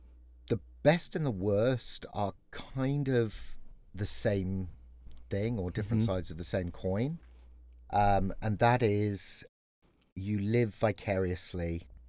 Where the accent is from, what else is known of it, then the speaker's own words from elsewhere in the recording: England, United Kingdom; now in California, United States; I happen to be your father. And I am an Englishman in California.